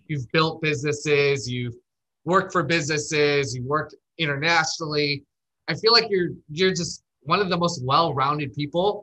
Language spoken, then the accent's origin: English; Chicago, Illinois, United States; now in Scottsdale, United States; I'm from Chicago, but I live in Scottsdale